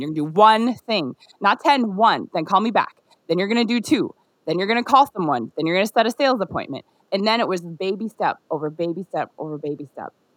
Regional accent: Minnesota, United States; born or raised there; moved away as an adult; also born or lived in Nigeria

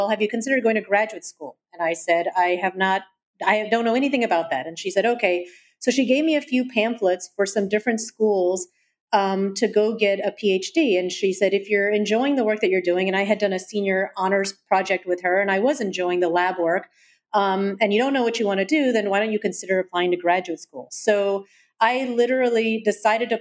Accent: Atlanta, Georgia, United States; moved away; I had a wonderful experience growing up there.

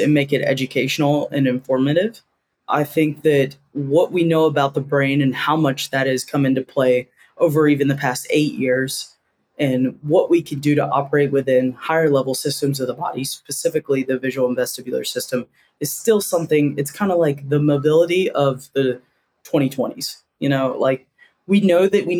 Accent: Durham, North Carolina, United States; moved away as an adult; also born or lived in Auburn, Alabama / Seattle, Washington; growing up in Durham, North Carolina

